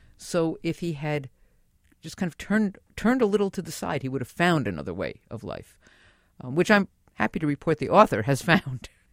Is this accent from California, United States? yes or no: no; New York City, New York, United States; now in Manhattan, United States; I was born and raised in the Bronx